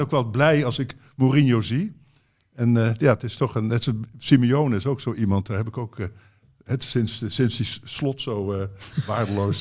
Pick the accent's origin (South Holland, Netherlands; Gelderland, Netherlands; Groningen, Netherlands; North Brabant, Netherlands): Gelderland, Netherlands; Zaltbommel; moved away; Bommel waar ik vandaan kom